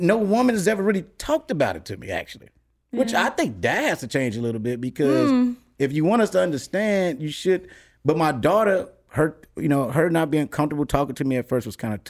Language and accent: English; Chicago, Illinois, United States; I'm from Chicago. It's very segregated. It's very racist.